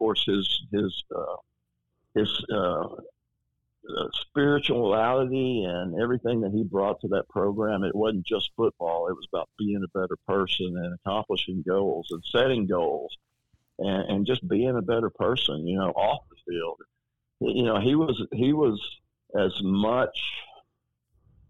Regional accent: Tyler, Texas, United States; growing up in Tyler, Texas

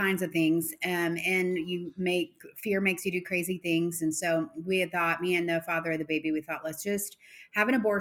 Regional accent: Arlington, Texas, United States; also born or lived in Fort Worth; I've always grown up in Texas, kind of Fort Worth, Arlington area.

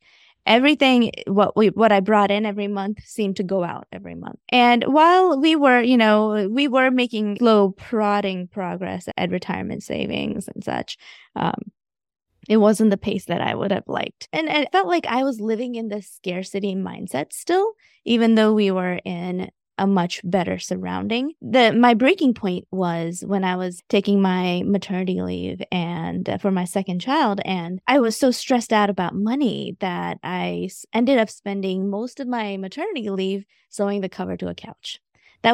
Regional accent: India; now in Augusta, United States; So I am a first generation immigrant. I moved from India back in 1995 straight to Augusta, Georgia.

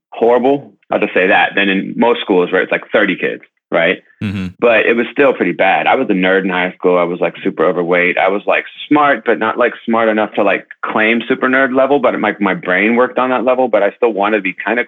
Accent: Youngstown, Ohio, United States; now in Brooklyn, United States; I grew up in Youngstown, Ohio, not too far from where you're at over there in Columbus.

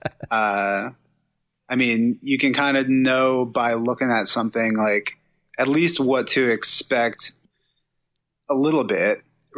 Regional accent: Trenton, New Jersey, United States; I grew up right outside of Trenton.

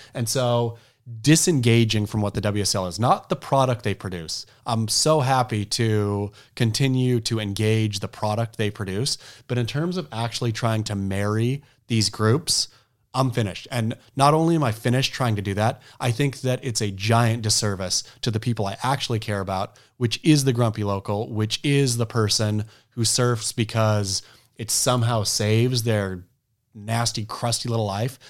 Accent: Oregon, United States; I was a kook from Oregon

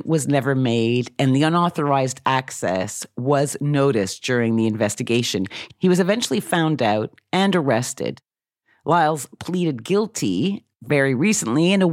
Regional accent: Oxford, South East England, United Kingdom; my hometown of Oxford in the United Kingdom

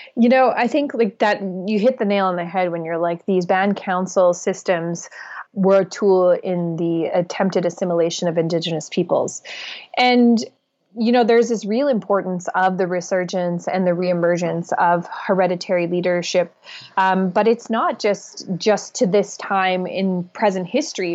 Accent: Alberta tar sands, Canada; I come from the Alberta tar sands, where we have seen the destruction

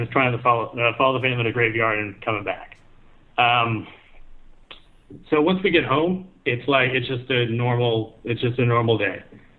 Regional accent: Texas, United States; moved away as an adult; also born or lived in Japan; I'm Texan.

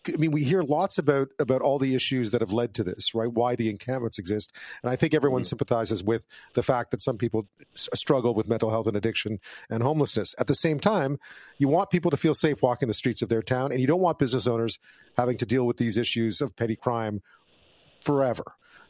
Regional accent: Montreal, Quebec, Canada; I grew up in Montreal.

